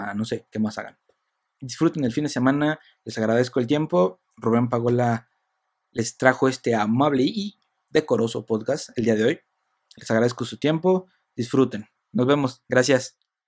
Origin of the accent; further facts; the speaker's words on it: Michoacán, Mexico; yo soy de Michoacán